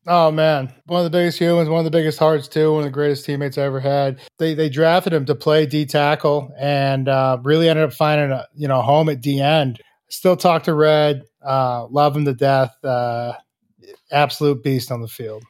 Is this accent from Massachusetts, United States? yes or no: yes; half an hour outside Boston, Massachusetts, United States; I'm from Boston or I'm from, from Massachusetts, you know, just a half hour outside of Boston